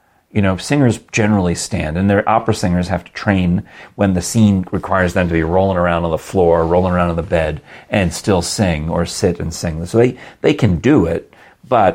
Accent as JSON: {"language": "English", "region": "New York", "country": "United States", "said": "I'm from New York."}